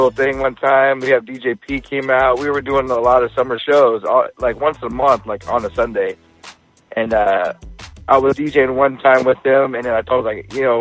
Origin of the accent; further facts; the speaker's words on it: Portland, Oregon, United States; I'm from Portland, Oregon